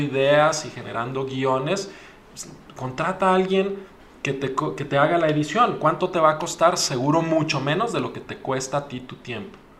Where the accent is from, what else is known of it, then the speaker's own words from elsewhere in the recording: Mexico; Como mexicanos